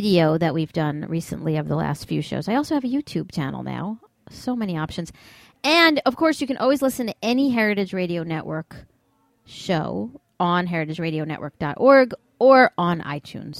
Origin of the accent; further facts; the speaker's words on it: New York City, New York, United States; my hometown of New York City